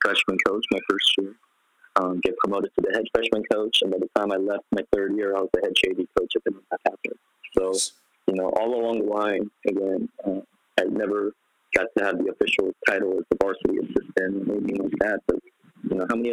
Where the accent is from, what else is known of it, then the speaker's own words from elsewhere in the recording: Portland, Oregon, United States; moved away; it's my hometown in Portland, Oregon